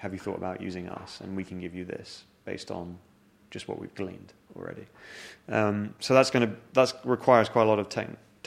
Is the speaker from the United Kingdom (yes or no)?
yes; London, United Kingdom; also born or lived in Zurich, Switzerland; I moved to London when I was 12 years old, so I view myself as like a Londoner